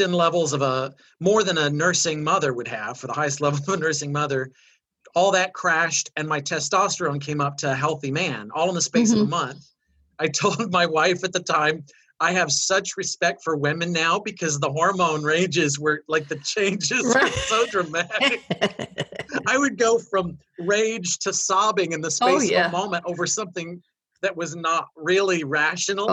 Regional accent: Midwest, United States; I grew up in the Midwest

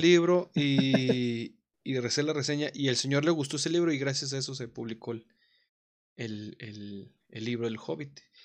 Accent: Mexico; como mexicanos

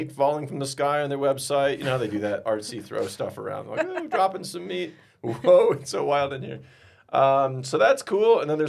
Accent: South Central Minnesota, United States; now in Denver, United States; Well, I'm from Minnesota, so I get it. Yeah, so South Central Minnesota.

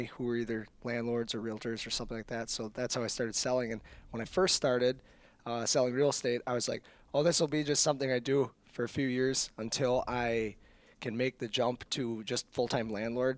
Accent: Augusta, Wisconsin, United States; now in Menomonie, United States; I grew up in Augusta, which is like on the other side of Eau Claire

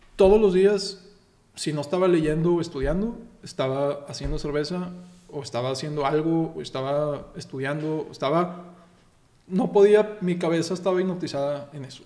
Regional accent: Texas, United States; now in Mexico; soy mexicano y soy americano, yo nací en Texas

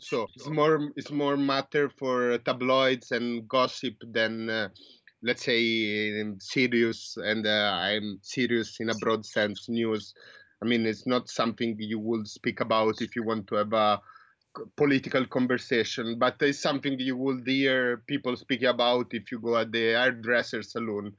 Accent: Italy; moved away as an adult; now in New Zealand; I was born in Italy. I grew up in Italy

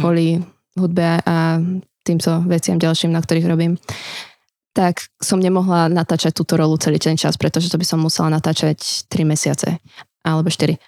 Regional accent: Slovakia; vyrastala som na Slovensku

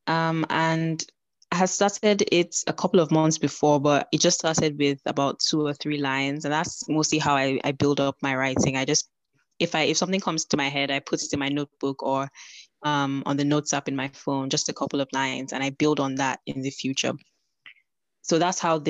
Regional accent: Nigeria; now in United Kingdom; I am a Nigerian writer currently living in the United Kingdom

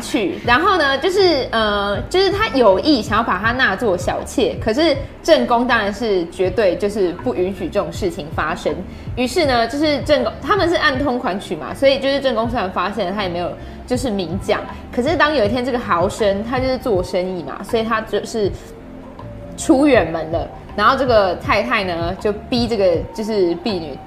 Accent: Chiayi, Taiwan; 我是嘉义人

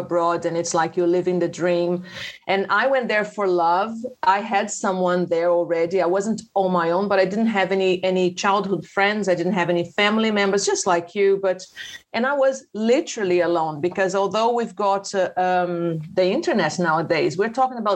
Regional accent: Petrópolis, Rio de Janeiro, Brazil; accent: carioca (from the mountains); first language Portuguese; English is a second language; moved away as an adult; now in United Kingdom; I came from Rio, okay, it's a small city in Rio, Petrópolis

